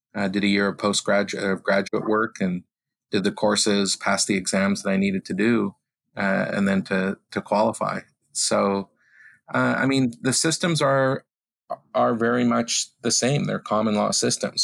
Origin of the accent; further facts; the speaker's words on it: Vancouver, British Columbia, Canada; moved away as an adult; also born or lived in United States / Toronto; now in Ottawa, Canada; I grew up in Vancouver